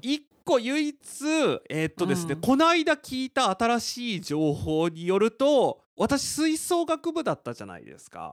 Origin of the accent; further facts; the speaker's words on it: Nagoya, Aichi, Japan; now in Tokyo, Japan; 私の地元である名古屋